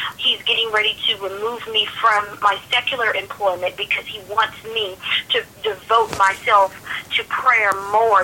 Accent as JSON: {"language": "English", "region": "Louisiana", "country": "United States", "said": "I am from Louisiana"}